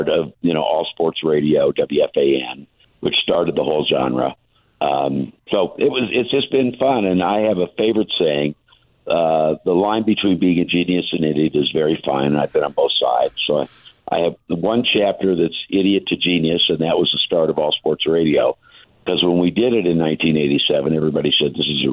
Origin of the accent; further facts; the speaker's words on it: Indianapolis, Indiana, United States; I'm from Indianapolis and been in Indianapolis my whole life